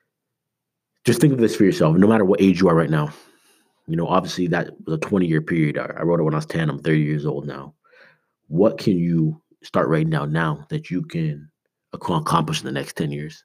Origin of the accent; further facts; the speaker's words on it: Canada; now in United States; I'm Canadian